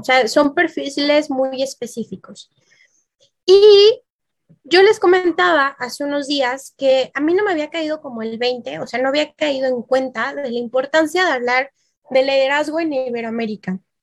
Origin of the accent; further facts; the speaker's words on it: Mexico; mi bellísimo país, que está marcado en verde, México